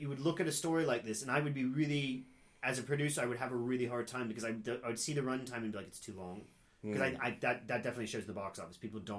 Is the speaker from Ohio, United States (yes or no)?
yes; Cincinnati, Ohio, United States; born or raised there